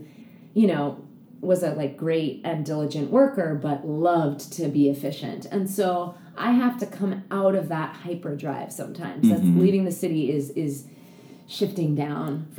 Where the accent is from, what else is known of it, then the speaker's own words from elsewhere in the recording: New York City, New York, United States; I grew up on the Upper West